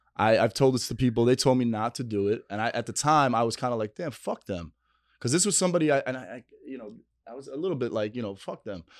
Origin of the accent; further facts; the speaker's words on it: New York City, New York, United States; on eightieth and first, uh, Ave